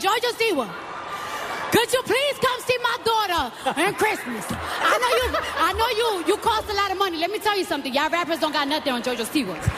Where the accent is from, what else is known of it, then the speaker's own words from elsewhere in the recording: New York, United States; My hometown is the Bronx, the best place to vacation.